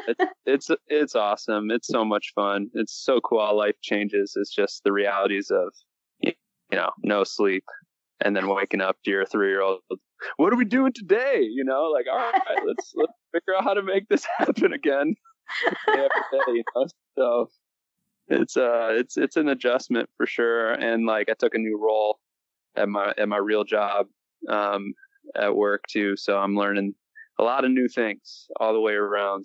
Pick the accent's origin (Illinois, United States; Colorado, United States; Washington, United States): Illinois, United States; Wadsworth; also born or lived in Sawyer, Michigan; I grew up uh, in Wadsworth, Illinois. So, just south of the Wisconsin border, close to Lake Michigan